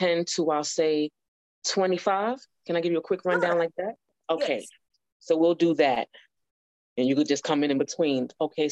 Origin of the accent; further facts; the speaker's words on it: New York, United States; I was born in New York